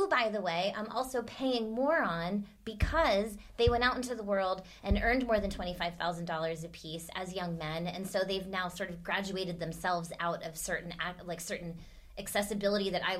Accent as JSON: {"language": "English", "country": "United States", "said": "I'm American."}